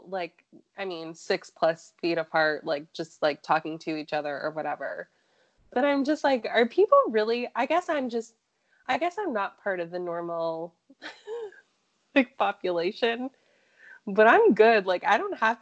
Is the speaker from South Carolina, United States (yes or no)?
yes; Charleston, South Carolina, United States; moved away as an adult; I'm from Charleston